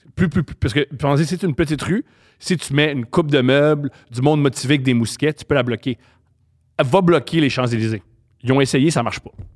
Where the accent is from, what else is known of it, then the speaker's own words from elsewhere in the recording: Montreal, Quebec, Canada; je suis, né à Montréal, j'ai grandi à Montréal et j'ai adoré mon enfance